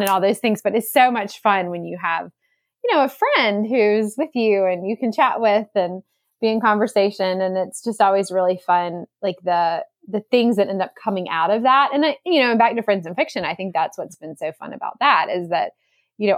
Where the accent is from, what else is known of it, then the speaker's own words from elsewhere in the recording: Salisbury, North Carolina, United States; Salisbury, my hometown